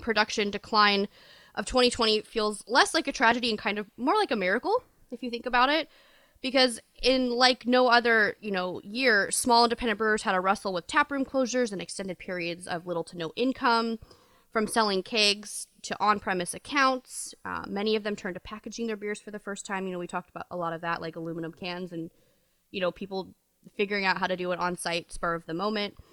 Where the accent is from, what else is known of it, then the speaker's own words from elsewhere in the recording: Pennsylvania, United States; now in California, United States; Even though Pennsylvania is the state I was born, my technical home state is California